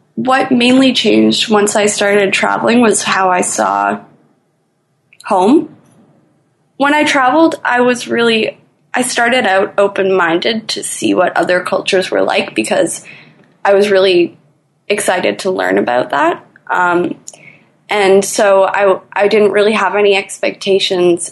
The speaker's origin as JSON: {"language": "English", "town": "Toronto", "region": "Ontario", "country": "Canada", "said": "I'm from Toronto, Canada"}